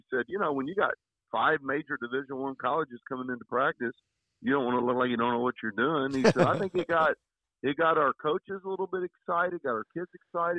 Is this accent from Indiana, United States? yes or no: yes; Hanover, Indiana, United States; And I grew up in Hanover.